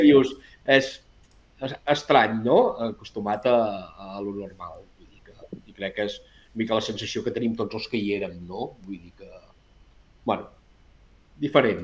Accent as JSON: {"language": "Catalan", "town": "Arbúcies", "region": "Catalonia", "country": "Spain", "said": "nosaltres som d'Arbúcies"}